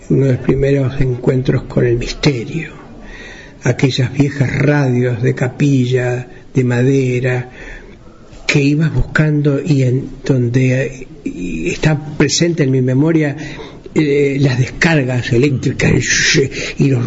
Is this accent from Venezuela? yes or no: no; interior, Uruguay; En los pueblos del interior, de donde yo vengo, nosotros nos conectábamos con el mundo. Si la felicidad existía, existía en otro lado, lejos en Montevideo, que era uno de los ombligos del mundo en aquella época